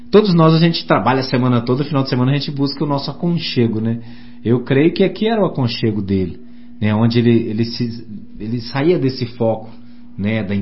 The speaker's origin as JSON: {"language": "Portuguese", "town": "Santos Dumont", "region": "Minas Gerais", "country": "Brazil", "said": "Eu sou da cidade de Santos Dumont, onde nasceu o pai da aviação"}